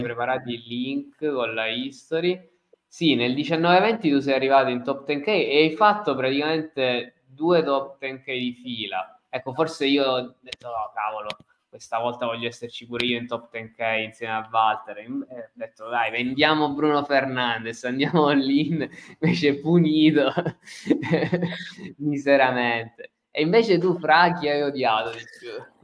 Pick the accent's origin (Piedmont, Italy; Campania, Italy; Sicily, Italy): Sicily, Italy; Messina; io sono di Messina, comunque siamo due ragazzi della stessa età, cresciuti nella stessa regione